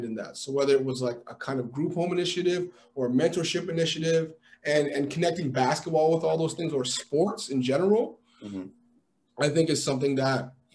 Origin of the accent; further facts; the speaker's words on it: Toronto, Ontario, Canada; also born or lived in Montreal / Peel Region; I was born in Montreal. I actually grew up mostly in the city, in Toronto. And then I moved to the west probably in grade 9, grade 10